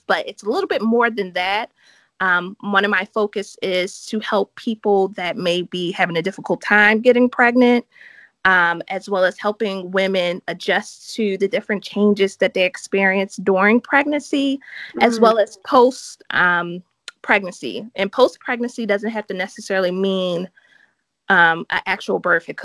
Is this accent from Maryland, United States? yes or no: yes; Baltimore, Maryland, United States; moved away as an adult; I'm from Baltimore, Maryland, which is in the United States.